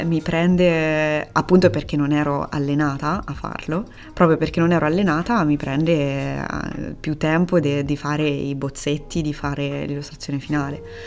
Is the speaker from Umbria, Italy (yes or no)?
yes; Perugia, Umbria, Italy; moved away as an adult; also born or lived in Rome / Urbino; now in Antwerp, Belgium; Io sono, sono nata a Perugia ho studiato a Roma e poi ho studiato a Urbino e poi sono tornata a Perugia